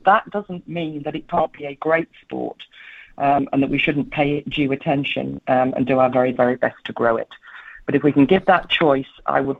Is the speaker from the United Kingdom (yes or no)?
yes; England, United Kingdom; I am an English woman